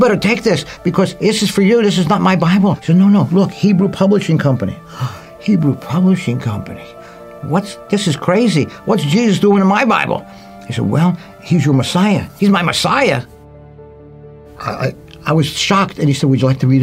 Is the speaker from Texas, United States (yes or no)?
no; Philadelphia, Pennsylvania, United States; I grew up in Philadelphia in a Jewish neighborhood